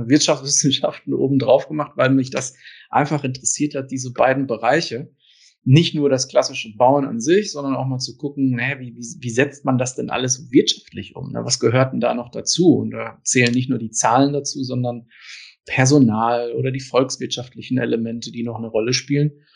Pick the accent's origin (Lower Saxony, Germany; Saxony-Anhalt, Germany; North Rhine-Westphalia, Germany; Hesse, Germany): North Rhine-Westphalia, Germany; Ruhr area; das hört man vielleicht auch so ein bisschen an meinem Akzent. Ich komme direkt äh, aus dem Ruhrgebiet und ich war immer im Ruhrgebiet und bin auch hier geblieben